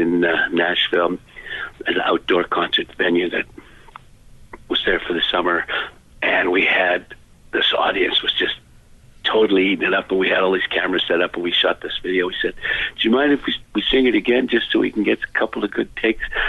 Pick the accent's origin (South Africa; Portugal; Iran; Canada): Canada; Vancouver, British Columbia; we're from Vancouver.